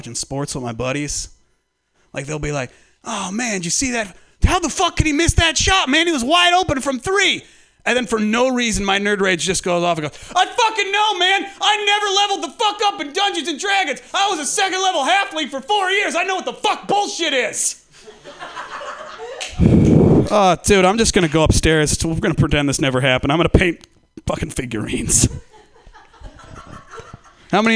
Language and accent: English; Humboldt County, California, United States; I'm from Humboldt County